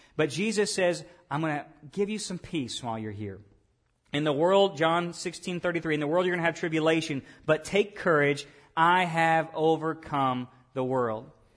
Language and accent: English; Lake Village, Arkansas, United States; I was born in Lake Village, Arkansas, and when I was born, that little small town hospital, uh, they gave me a citizenship.